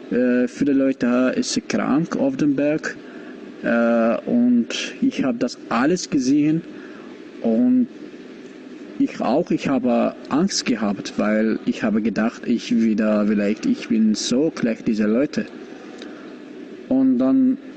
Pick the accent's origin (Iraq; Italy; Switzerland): Iraq; German is a second language; ich komme aus dem Irak.